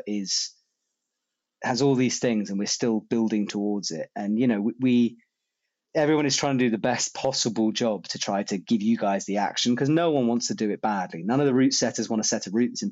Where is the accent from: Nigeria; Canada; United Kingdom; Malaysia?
United Kingdom; moved away as an adult; now in France; I am British